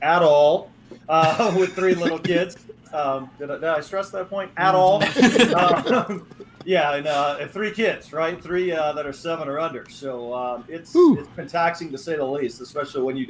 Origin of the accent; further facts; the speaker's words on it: Dallas, Texas, United States; also born or lived in Wisconsin; my parents raised me mostly in like Dallas-Fort Worth